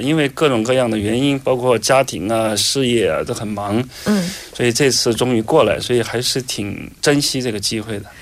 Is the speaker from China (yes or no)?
yes; China; 我们中国人，包括可能日本人也有这样的想法